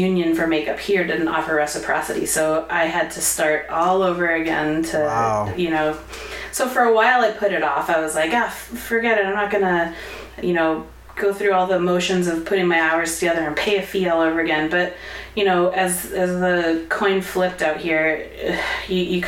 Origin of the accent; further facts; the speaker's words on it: Connecticut, United States; also born or lived in New York City; now in Los Angeles, United States; I'm from Connecticut. I lived in New York City for 10 years and then came out to LA somewhere around 2008-ish.